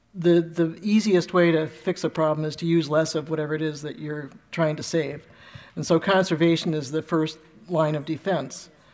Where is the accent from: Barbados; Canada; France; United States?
United States; Ohio; we're from Ohio